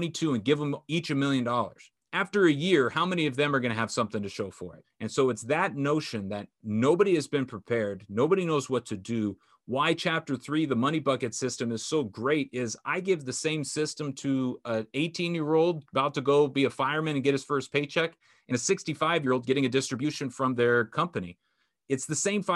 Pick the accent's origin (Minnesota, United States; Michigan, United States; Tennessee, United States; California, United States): California, United States; Orange County; growing up in Orange County, having my parents be together